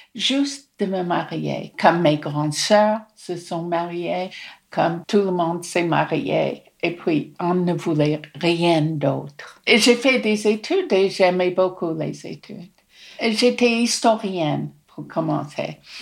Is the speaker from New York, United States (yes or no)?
no; Newark, New Jersey, United States; French is a second language; moved away as an adult; also born or lived in France; now in Nice, France; Je suis née à Newark, dans le New Jersey